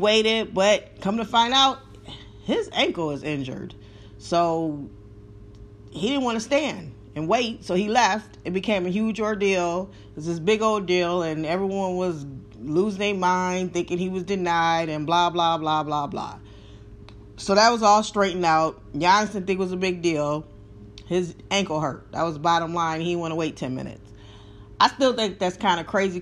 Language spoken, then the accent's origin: English; Wisconsin, United States; my hometown, Wisconsin.